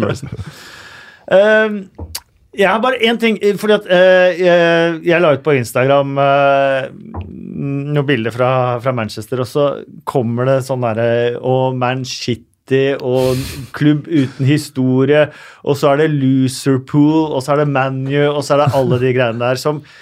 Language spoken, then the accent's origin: Norwegian; Oslo, Norway; jeg er fra Oslo